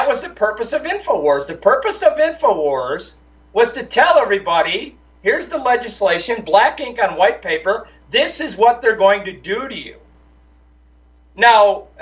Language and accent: English; Illinois, United States; also born or lived in Wisconsin; now in Tennessee, United States; I grew up in Illinois